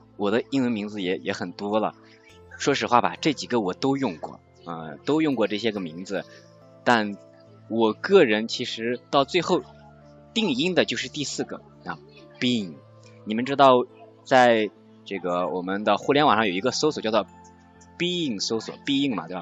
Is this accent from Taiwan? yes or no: no; China; 我们中国人叫豆腐